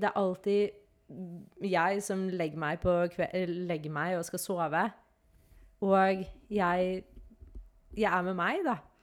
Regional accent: Norway; når jeg er hjemme i Norge

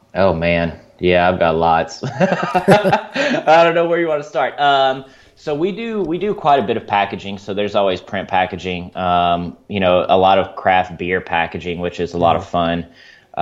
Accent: Mississippi Delta, United States; also born or lived in Missouri; now in Springfield, United States; I'm from the Mississippi Delta originally

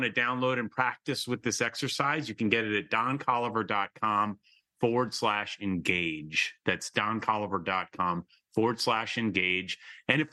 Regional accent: Michigan, United States; moved away; I am from Michigan. That's a state in kind of the Midwest of the United States. And I was back there just this weekend with my elderly father.

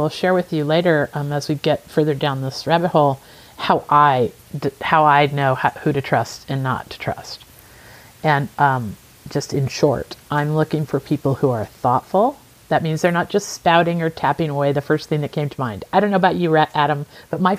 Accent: Midwest, United States; Growing up in the Midwest of, uh, in in the United States is just part of the culture you you truly know others.

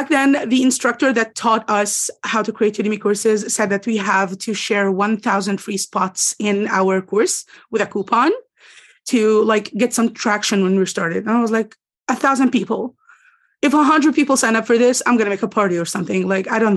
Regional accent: Egypt; English is a second language; I'm from Egypt

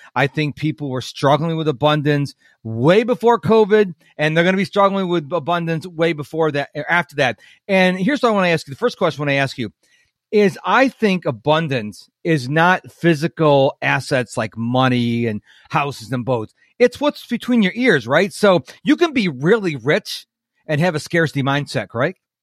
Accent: New York, United States; moved away; I'm originally from New York State

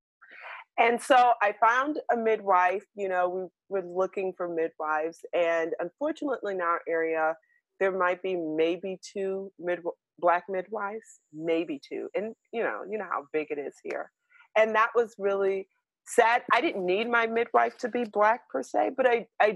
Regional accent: New York City, New York, United States; I was born in New York City, in Harlem.

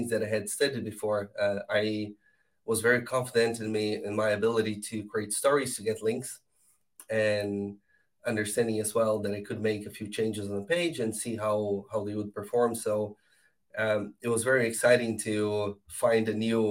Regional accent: Brazil; moved away as an adult; also born or lived in Argentina / Netherlands; now in Ireland; I'm from Brazil, and I started jumping countries. I did a bit of SEO in Argentina, and then I did a few years in Holland, and the last 6 years I've been in Ireland.

